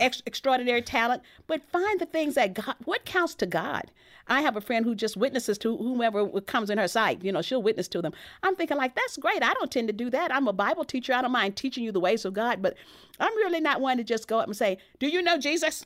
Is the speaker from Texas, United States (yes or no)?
yes; Texas, United States; my background growing up in Texas